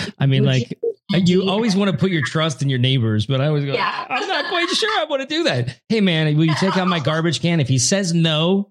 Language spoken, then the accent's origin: English; Oregon, United States; When I was a kid growing up in the suburbs of Oregon